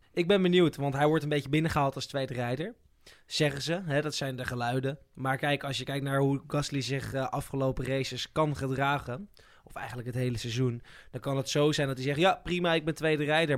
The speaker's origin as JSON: {"language": "Dutch", "country": "Netherlands", "said": "Ik als Nederlander"}